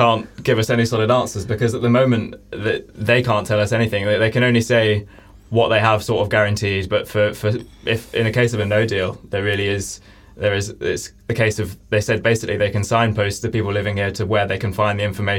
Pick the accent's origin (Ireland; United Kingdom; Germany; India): United Kingdom; England; moved away as an adult; now in Leuven, Belgium; So I'm from England. I'm an Erasmus exchange here in Leuven from the University of Leeds. I've been here since September